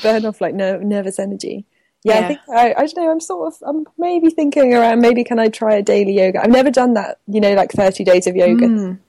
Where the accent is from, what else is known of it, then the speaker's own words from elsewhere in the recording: Norfolk, East of England, United Kingdom; moved away; we're also both from Norfolk.